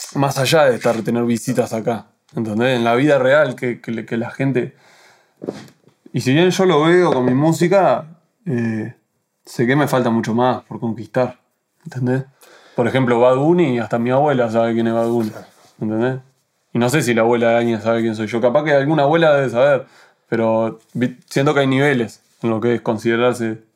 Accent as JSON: {"language": "Spanish", "country": "Uruguay", "said": "yo soy uruguayo"}